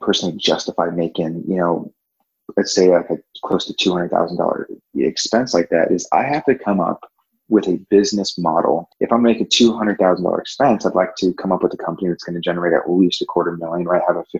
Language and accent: English; Orange County, California, United States; moved away as an adult; also born or lived in Virginia / Nashville, Tennessee / Dallas, Texas / Charlotte, North Carolina; born and raised in Orange County, California